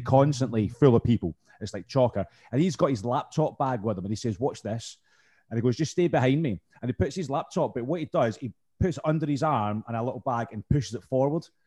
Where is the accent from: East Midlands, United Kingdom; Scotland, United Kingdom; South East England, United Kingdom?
Scotland, United Kingdom; I'm from Scotland